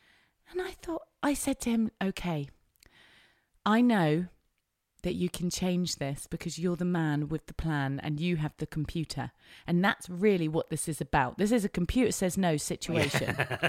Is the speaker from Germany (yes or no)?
no; England, United Kingdom; As an English person, you can go to a place called Kish, which is the place we tried to go to.